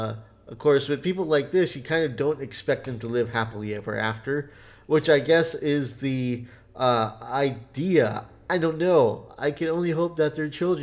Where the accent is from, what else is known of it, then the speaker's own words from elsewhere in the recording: United States; we're American